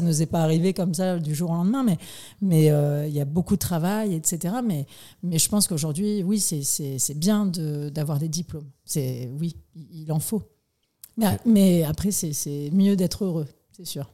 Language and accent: French; Nouméa, South Province, New Caledonia; je suis née le 26 mai 1987 exactement à Nouméa